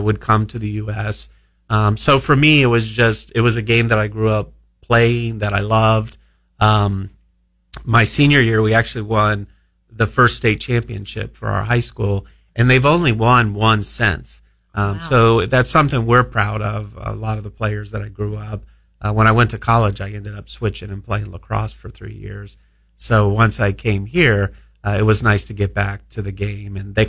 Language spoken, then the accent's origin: English; South Florida, United States; growing up in South Florida was kind of a melting pot of just different cultures.